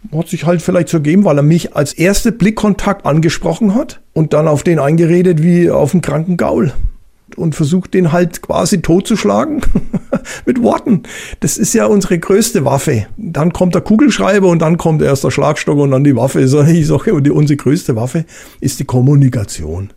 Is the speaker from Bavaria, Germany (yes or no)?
yes; Bavaria, Germany; bei uns in Bayern